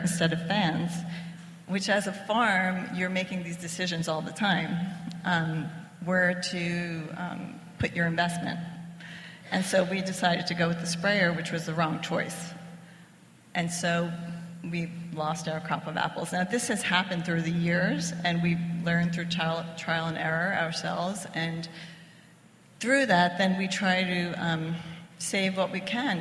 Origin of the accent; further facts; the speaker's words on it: Italy; now in United States; We're both from Italy